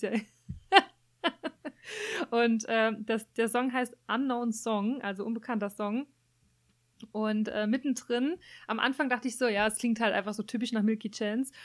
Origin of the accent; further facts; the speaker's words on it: Germany; bei uns in Deutschland